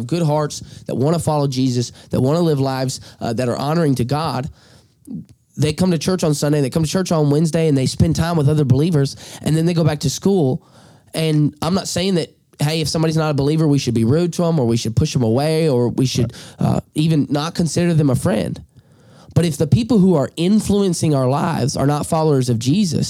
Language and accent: English; Alabama, United States; accent: drawl; moved away; I'm from Alabama